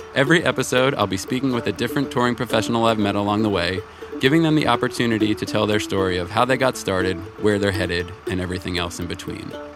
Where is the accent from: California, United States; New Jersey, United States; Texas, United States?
New Jersey, United States; where I grew up in Jersey